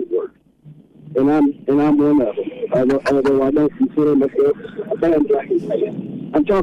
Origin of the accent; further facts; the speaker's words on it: Viola, Arkansas, United States; also born or lived in Kansas City; now in Mountain Home, United States; I'm from from Viola